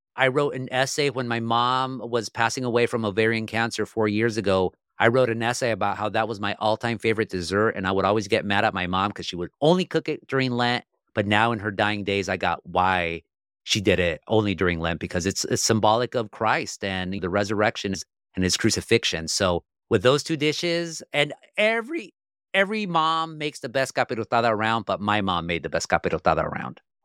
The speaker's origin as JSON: {"language": "English", "area": "Orange County", "region": "California", "country": "United States", "said": "I'm from Orange County, California, where you have a lot of comfortable people"}